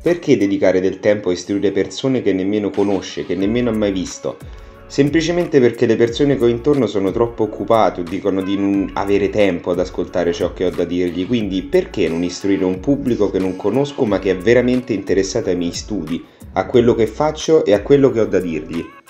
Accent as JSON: {"language": "Italian", "town": "Viterbo", "region": "Lazio", "country": "Italy", "said": "vengo da Viterbo, vicino a Roma"}